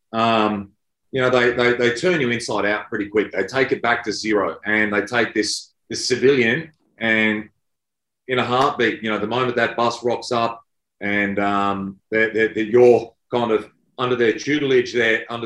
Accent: Queensland, Australia; moved away as an adult; also born or lived in New South Wales; I grew up in Queensland.

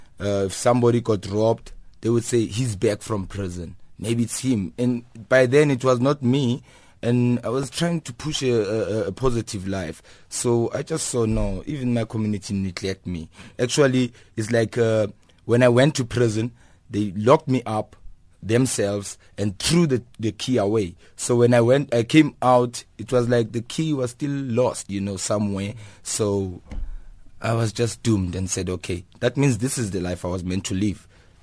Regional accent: Kliptown, Gauteng, South Africa; It started actually innocently when I was young, growing up in Kliptown. It's a previously disadvantaged community.

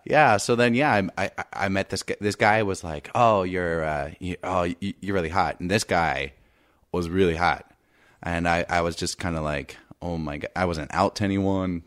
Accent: Indiana, United States; I'm from Indiana, and I grew up in a small town.

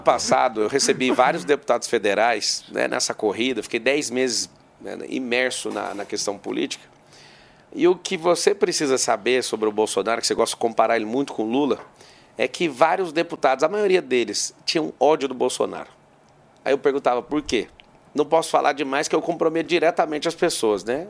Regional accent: Goiás, Brazil; Eu sou goiano também

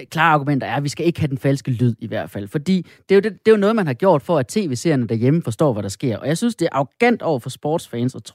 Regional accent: Funen, Southern Denmark, Denmark; Jeg er også fra Fyn

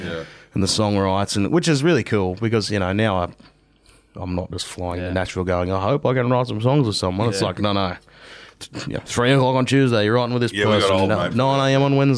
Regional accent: Australia; I'm very Australian and I do love Australia.

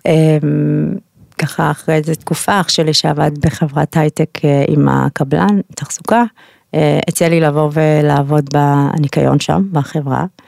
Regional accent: Israel; also born or lived in United States; אני אוהבת את ישראל, זה הבית שלי, אני יהודייה גאה

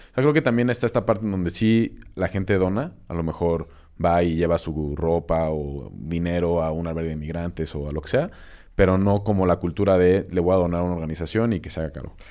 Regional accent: Mexico

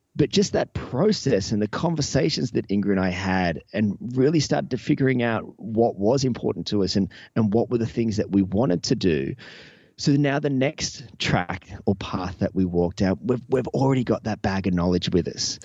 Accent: Newcastle, New South Wales, Australia; my hometown here of Newcastle

